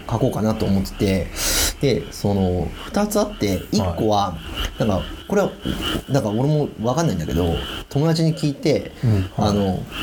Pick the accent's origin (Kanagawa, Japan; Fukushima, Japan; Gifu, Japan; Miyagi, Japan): Gifu, Japan; Hida; 僕は飛騨市になるので出身が